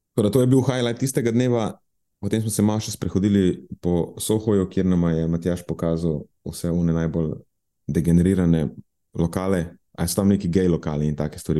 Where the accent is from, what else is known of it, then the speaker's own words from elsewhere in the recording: Murska Sobota, Pomurje, Slovenia; moved away; iz mojega kraja, v Murski soboti